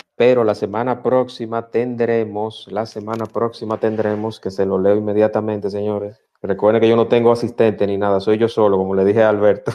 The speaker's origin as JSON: {"language": "Spanish", "country": "Dominican Republic", "said": "yo como dominicano me siento orgulloso"}